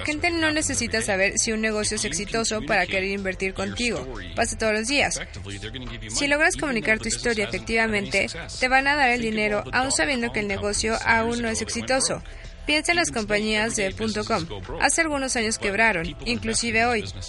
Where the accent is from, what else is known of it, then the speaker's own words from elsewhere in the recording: Canada; Soy de Canadá